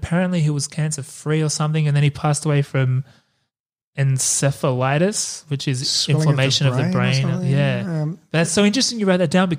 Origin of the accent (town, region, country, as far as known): Australia